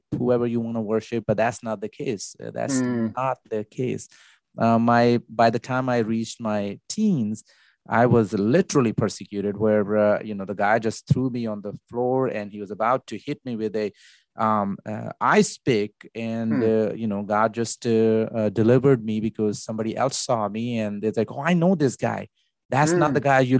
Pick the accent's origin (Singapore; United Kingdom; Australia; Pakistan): Pakistan; now in New Jersey, United States; I was born in Pakistan